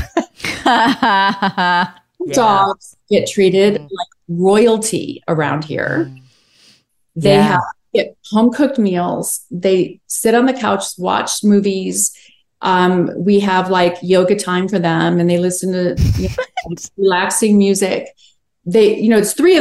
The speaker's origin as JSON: {"language": "English", "town": "Chicago", "region": "Illinois", "country": "United States", "also_born_or_lived": "Wilmington, North Carolina", "moved": "yes", "lives_now": "Los Angeles, United States", "said": "I'm from Chicago. I miss it a lot."}